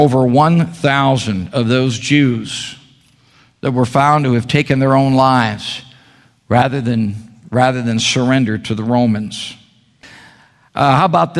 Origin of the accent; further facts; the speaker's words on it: Chicago, Illinois, United States; now in Meridian, United States; my wife and I were born and raised in the Chicago area